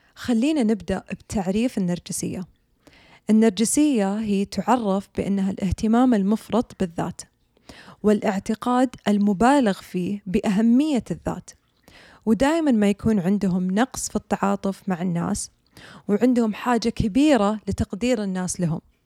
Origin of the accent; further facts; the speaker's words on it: Saudi Arabia; عندنا بالسعودية